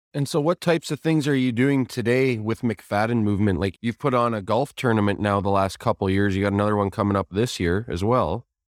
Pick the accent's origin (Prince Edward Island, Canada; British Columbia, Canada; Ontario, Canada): Ontario, Canada; Kitchener; moved away as an adult; now in Guelph, Canada; Kitchener, my hometown